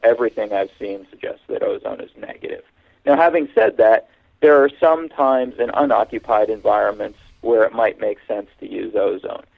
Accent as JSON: {"language": "English", "town": "Hamilton", "region": "Ontario", "country": "Canada", "tie": "born or raised there", "also_born_or_lived": "Pennsylvania, United States / California, United States / Austin, Texas, United States", "moved": "as an adult", "lives_now": "Toronto, Canada", "said": "I was born in Hamilton, Ontario, Canada, uh, which is kind of the uh, analog to Pittsburgh in Canada, a steel town. And when I was 13, we moved to Toronto"}